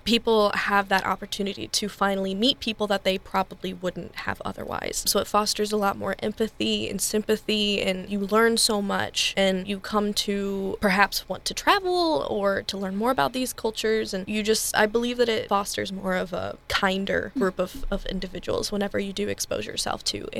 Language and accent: English; St. Louis, Missouri, United States; I grew up in St. Louis